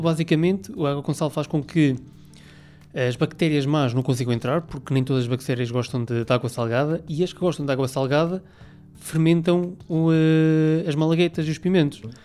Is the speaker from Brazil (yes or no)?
no; Aveiro, Centro, Portugal; de Aveiro, que eu sou de Aveiro